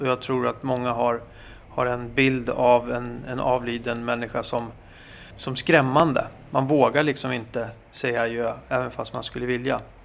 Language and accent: Swedish; Sweden; vi svenskar